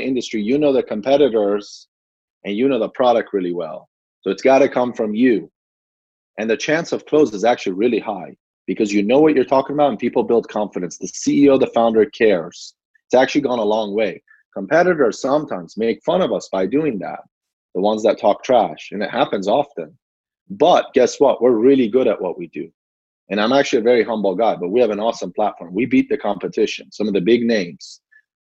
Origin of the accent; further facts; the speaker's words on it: Gaithersburg, Maryland, United States; also born or lived in Iran; I grew up in Gaithersburg, Maryland, not too far from DC